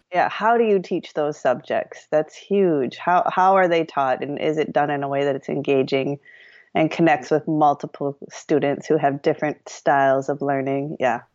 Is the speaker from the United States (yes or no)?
yes; Madison, Wisconsin, United States; I grew up in Madison, Wisconsin